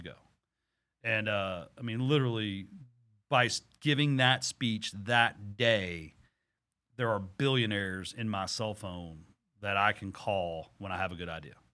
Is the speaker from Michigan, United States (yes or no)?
no; Texas, United States; I'm from Texas